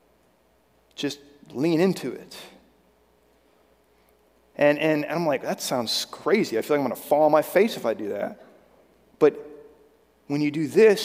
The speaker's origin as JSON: {"language": "English", "region": "Virginia", "country": "United States", "tie": "born or raised there", "said": "I grew up in Virginia"}